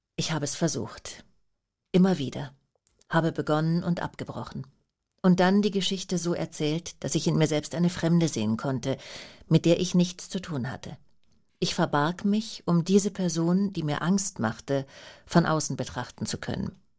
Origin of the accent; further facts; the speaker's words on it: Vaihingen an der Enz, Baden-Württemberg, Germany; also born or lived in Schlehdorf, Upper Bavaria; Feingen an der Enz. Ähm, also da bin ich mit meiner Mutter sofort nach der Geburt äh, hingezogen